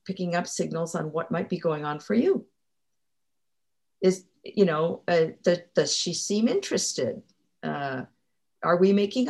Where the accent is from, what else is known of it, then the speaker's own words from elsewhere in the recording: Mexico; moved away; I was raised in Mexico